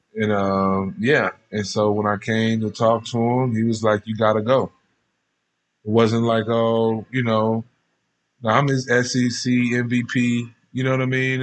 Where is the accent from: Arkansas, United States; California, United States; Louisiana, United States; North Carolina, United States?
Louisiana, United States; Baton Rouge; now in Las Vegas, United States; I grew up in probably one of the roughest parts of Baton Rouge